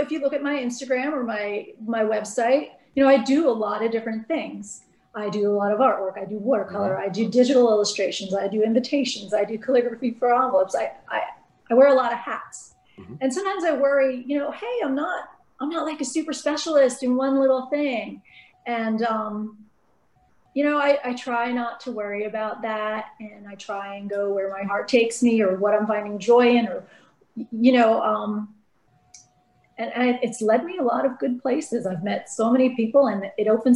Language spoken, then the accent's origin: English; New Jersey, United States; moved away; also born or lived in California; I was born in the Northeast in New Jersey